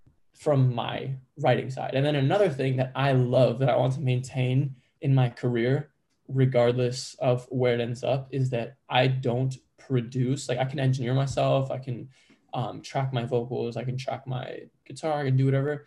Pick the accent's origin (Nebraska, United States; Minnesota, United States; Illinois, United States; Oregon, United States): Illinois, United States; Chicago; I'm born and raised in Chicago